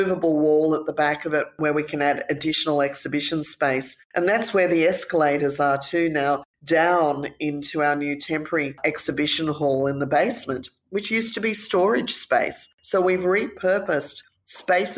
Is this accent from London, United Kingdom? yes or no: yes; London, United Kingdom; also born or lived in United States; now in Australia; when I was 5 years of age, we moved to London. And so growing up in London